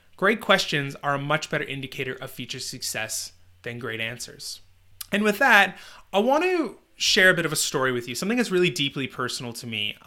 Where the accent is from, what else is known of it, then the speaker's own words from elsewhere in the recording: Northern Canada, Canada; a job delivering newspapers in my hometown in Northern Canada